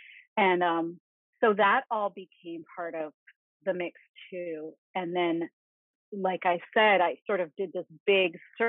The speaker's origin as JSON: {"language": "English", "region": "Malaysian Borneo", "country": "Malaysia", "tie": "born or raised there", "said": "I grew up in Borneo, in Malaysian Borneo, which at the time was not terribly developed. It was full of rainforest, This was the 1970s"}